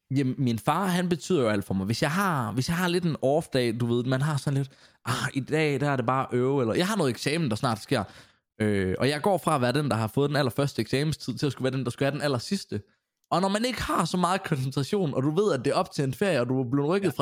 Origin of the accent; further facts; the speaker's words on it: Grenaa, Central Denmark Region, Denmark; moved away as an adult; also born or lived in Silkeborg; østjyde, kommer, når folk spørger mig, så kommer jeg fra Grenaa af